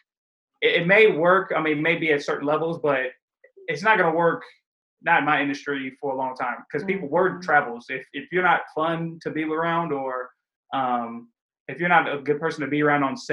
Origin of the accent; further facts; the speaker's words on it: Highland Park, United States; I come from Highland Park